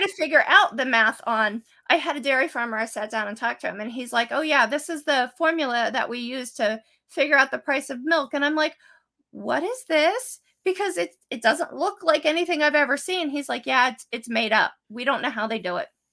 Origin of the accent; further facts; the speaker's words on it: State College, Pennsylvania, United States; I grew up in State College.